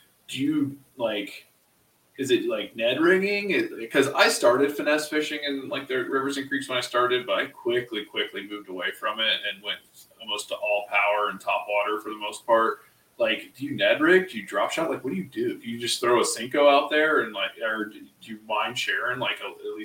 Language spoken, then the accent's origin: English; Ohio, United States; we're both from Ohio